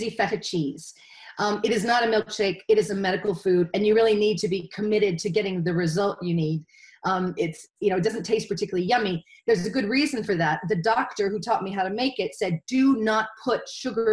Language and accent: English; United States; moved away as an adult; now in Wales, United Kingdom; As an American